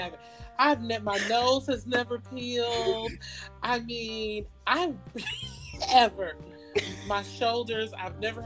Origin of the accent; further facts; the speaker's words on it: Florida, United States; growing up in Florida, you know, we go to the beach